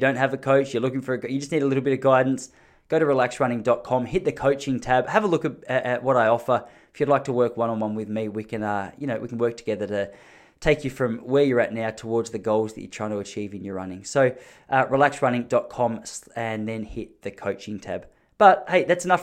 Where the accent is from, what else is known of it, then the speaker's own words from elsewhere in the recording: Gippsland, Victoria, Australia; I'm from a place in Victoria in Australia called Gippsland, which is sort of country Victoria.